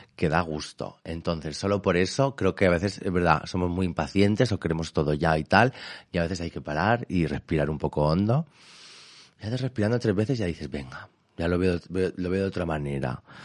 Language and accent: Spanish; Elche, Valencian Community, Spain; soy de Elche